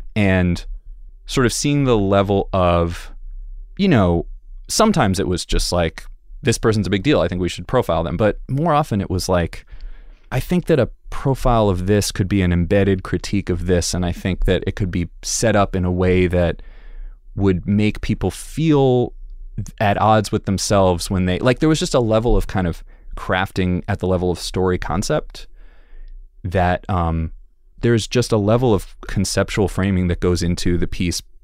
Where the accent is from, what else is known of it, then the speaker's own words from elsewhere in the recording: Connecticut suburbs, United States; I grew up in the Connecticut suburbs.